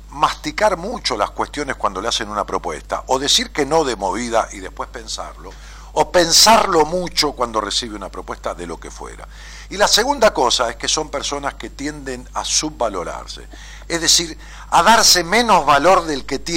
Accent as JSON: {"language": "Spanish", "town": "La Plata", "region": "Buenos Aires Province", "country": "Argentina", "said": "soy de La Plata."}